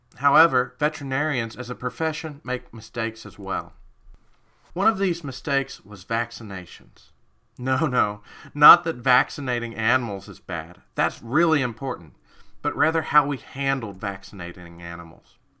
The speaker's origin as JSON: {"language": "English", "region": "Kentucky", "country": "United States", "said": "I'm from Kentucky"}